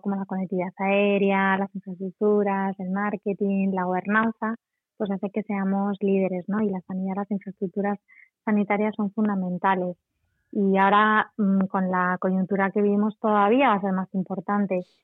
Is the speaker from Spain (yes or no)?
yes; Spain; nosotros como españoles o como profesionales del turismo